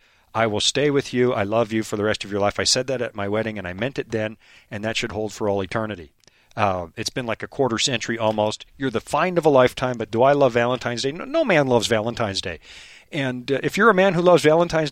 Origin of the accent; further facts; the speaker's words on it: Canada; moved away; When you come from Canada